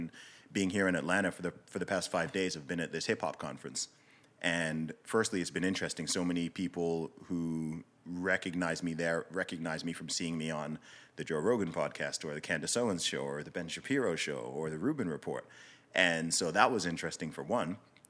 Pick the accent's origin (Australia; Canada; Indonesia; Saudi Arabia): Saudi Arabia; also born or lived in United Kingdom; So I was born in the UK. I grew up primarily in Saudi Arabia. My family background is from Nigeria.